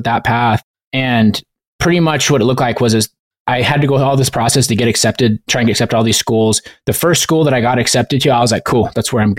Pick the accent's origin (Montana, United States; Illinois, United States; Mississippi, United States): Montana, United States; I grew up in Montana